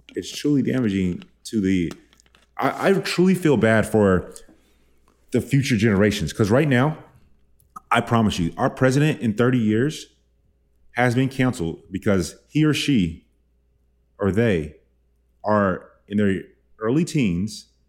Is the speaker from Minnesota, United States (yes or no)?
no; Dallas, Texas, United States; I am from Dallas, from the South.